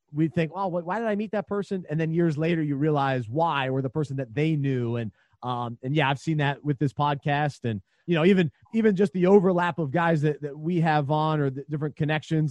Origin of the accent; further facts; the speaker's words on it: Charlotte, North Carolina, United States; one of the radio host that I grew up listening to in Charlotte